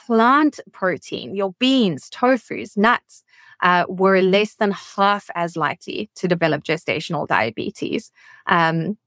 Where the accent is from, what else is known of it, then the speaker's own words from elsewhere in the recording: South Africa; moved away as an adult; now in Washington, D.C., United States; my home country is South Africa, right at the tip of Africa. And I have only been in Washington, D.C. now for about 3 months